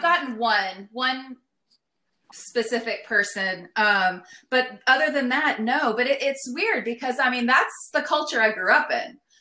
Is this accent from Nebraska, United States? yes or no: no; El Paso, Texas, United States; now in Austin, United States; I'm from El Paso